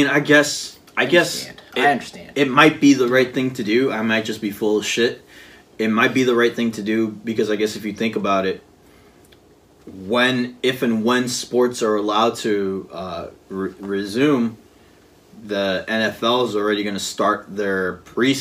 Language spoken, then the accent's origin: English; New York City, New York, United States; I'm from the Bronx and I cheer for all New York teams